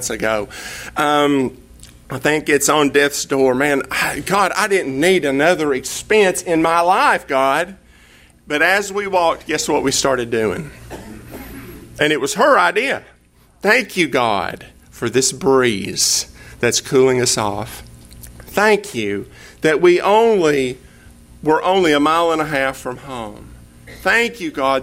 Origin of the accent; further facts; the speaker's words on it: East Tennessee, United States; now in Texas, United States; I'm from East Tennessee, and there's a river about 15 miles from my house called the Hiwassee River